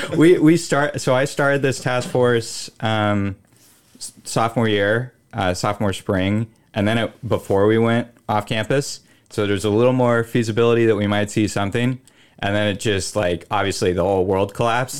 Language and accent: English; Willamette Valley, Oregon, United States; I'm from the Willamette Valley of Oregon